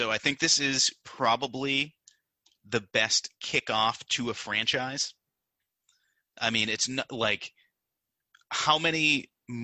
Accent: United States; as American

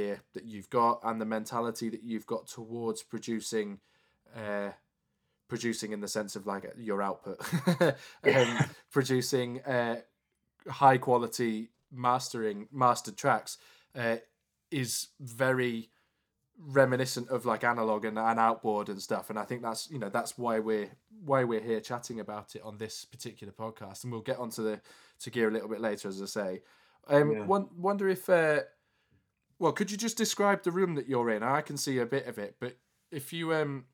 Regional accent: Leeds, Yorkshire and the Humber, United Kingdom; we're both from Leeds

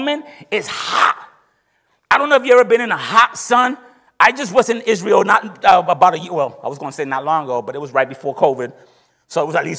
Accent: Puerto Rico; moved away; I come from the countryside of Puerto Rico

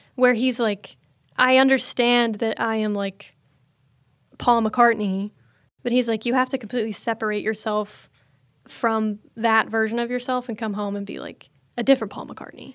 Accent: Snellville, Georgia, United States; I am from Snellville, Georgia

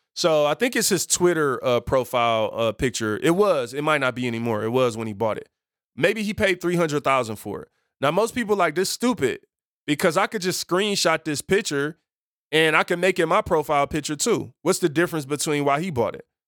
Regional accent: Detroit, Michigan, United States; I grew up in Detroit on Seven Mile.

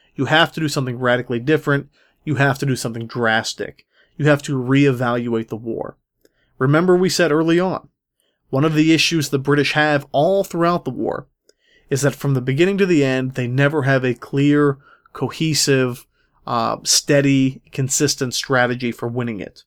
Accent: Pittsburgh, Pennsylvania, United States; Pittsburgh, Pennsylvania, my hometown

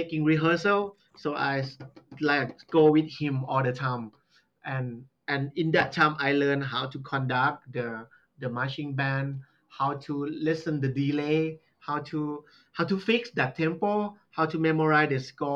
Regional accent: Southern Thailand, Thailand; English is a second language; now in Nakhon Ratchasima, Thailand; I'm from Southern. Very Southern, like almost close to Malaysia

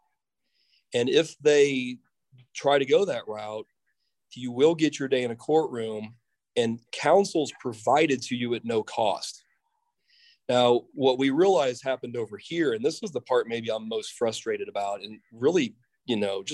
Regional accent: Mahomet, Illinois, United States; moved away as an adult; I always really enjoyed everything about growing up in Muhammad

